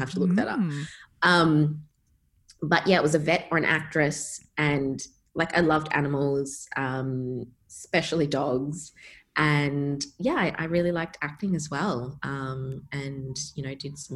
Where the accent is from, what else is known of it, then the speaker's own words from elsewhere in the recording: Perth, Western Australia, Australia; moved away; Growing up in Perth